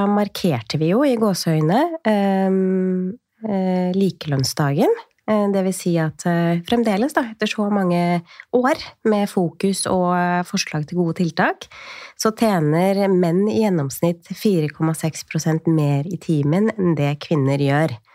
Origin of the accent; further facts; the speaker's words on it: Tjøme, Vestfold, Norway; år siden så flytta jeg tilbake så jeg, til der hvor jeg er fra. Jeg er fra Tjøme i Vestfold.